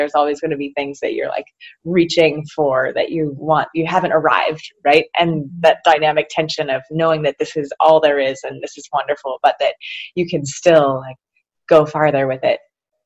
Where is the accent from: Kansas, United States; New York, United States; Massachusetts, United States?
New York, United States; Naples; I grew up taking for granted, Naples is my hometown, that grape pies are a thing.